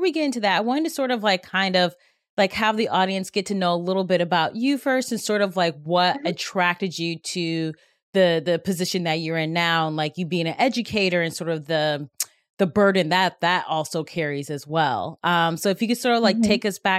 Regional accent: Cleveland, Ohio, United States; I'm Cleveland

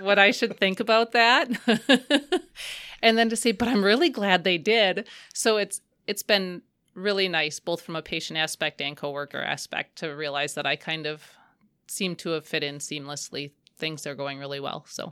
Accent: Waupaca, Wisconsin, United States; I grew up in the Wopaca area.

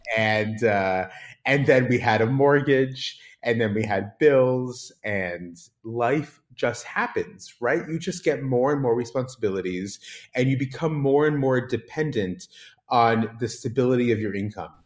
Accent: San Diego, California, United States; moved away as an adult; now in Israel; growing up in Southern California, in San Diego

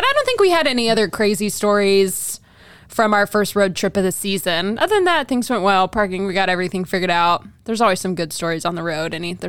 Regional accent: Texas, United States; also born or lived in Wisconsin; now in Cleveland, United States; I'm from Texas. I had not seen them in Texas. I was in Wisconsin before I moved to Cleveland.

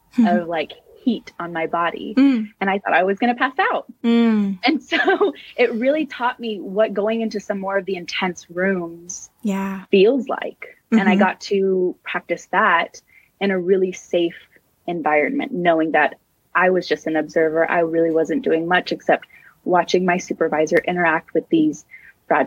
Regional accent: San Francisco, California, United States; I am born and raised in San Francisco, California, and I absolutely love living here

